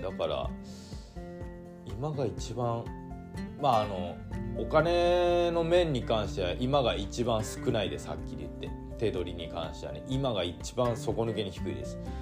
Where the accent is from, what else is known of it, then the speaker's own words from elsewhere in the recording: Hirado, Nagasaki, Japan; moved away as an adult; also born or lived in Aichi Prefecture; 長崎県平戸市っていうところで生まれ育って高校卒業してからあの工場にね就職するために愛知県の方に